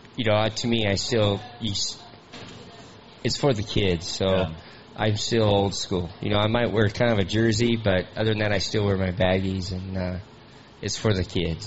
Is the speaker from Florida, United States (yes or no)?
no; Lakeside, California, United States; I'm from Lakeside, California